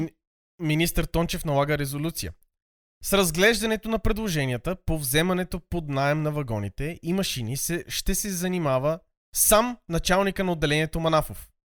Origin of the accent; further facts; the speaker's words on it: Sofia, Sofia City, Bulgaria; съм израснал в София